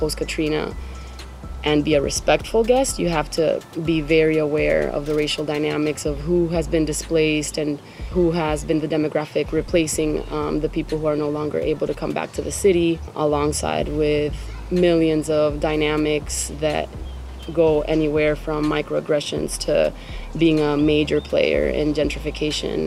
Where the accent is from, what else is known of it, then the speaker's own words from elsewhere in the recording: Venezuela; also born or lived in Miami / South Florida; now in New Orleans, United States; I'm from Venezuela